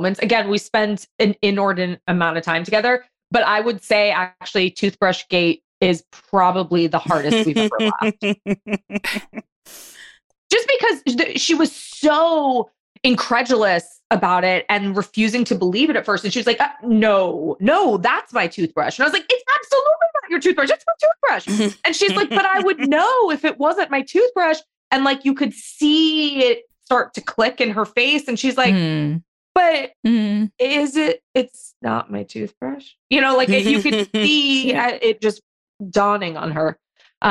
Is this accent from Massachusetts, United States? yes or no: no; Los Angeles, California, United States; I grew up in Los Angeles